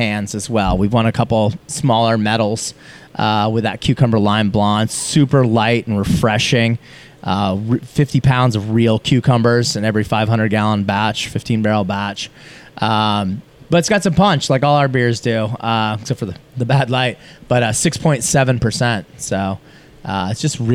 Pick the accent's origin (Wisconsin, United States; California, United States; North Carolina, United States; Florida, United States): Florida, United States; moved away as an adult; now in Seattle, United States; I'm from Florida